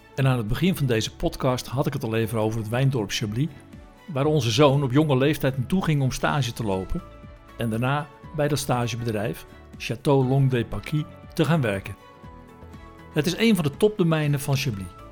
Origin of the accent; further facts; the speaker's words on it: Netherlands; wij uit Nederland kwamen